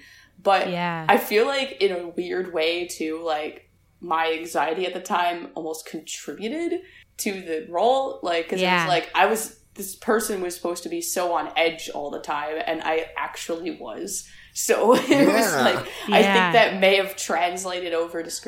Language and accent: English; Buffalo, New York, United States; I grew up in South Buffalo